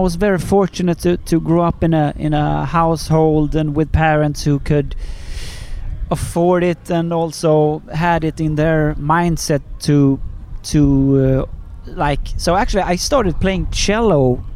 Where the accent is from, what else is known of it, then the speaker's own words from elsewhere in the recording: Sweden; I'm from Sweden